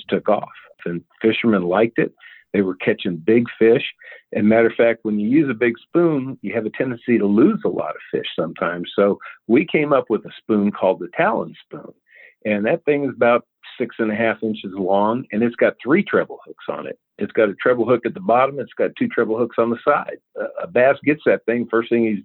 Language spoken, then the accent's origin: English; Cheyenne, Wyoming, United States; now in Richland, United States; I'm originally from Cheyenne, Wyoming, but I live now in Richland, Missouri